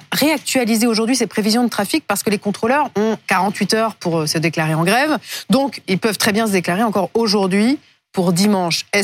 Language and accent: French; Auvergne-Rhône-Alpes, France; On vient de la Drôme et on voulait aller à Reims.